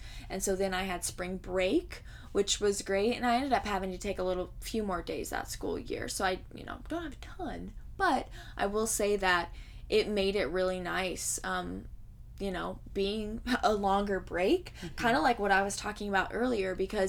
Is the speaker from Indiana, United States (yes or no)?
yes; Indiana, United States; we're from Indiana.